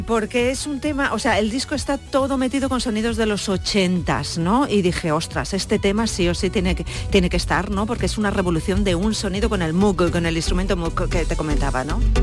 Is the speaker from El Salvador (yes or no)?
no; Cuenca, Castilla-La Mancha, Spain; moved away; also born or lived in Ireland; yo ya desde los 17 años, 16 años, que soy de Cuenca, en Cuenca yo ya estaba con grupos